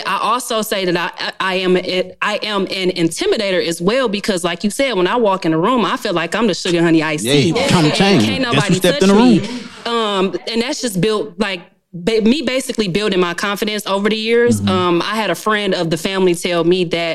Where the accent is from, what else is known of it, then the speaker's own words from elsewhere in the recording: Detroit, Michigan, United States; moved away; I'm originally from Detroit, Michigan